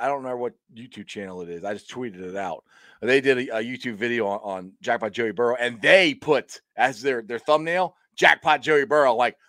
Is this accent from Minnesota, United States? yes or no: no; Cincinnati, Ohio, United States; also born or lived in Tampa, Florida; I'm from Cincinnati